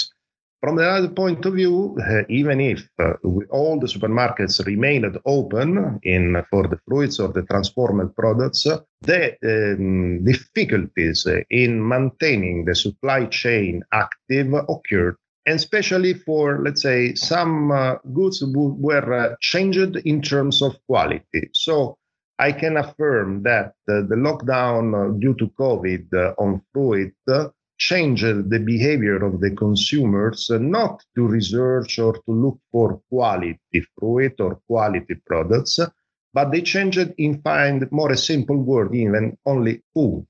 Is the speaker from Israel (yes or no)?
no; Italy; I'm from Italy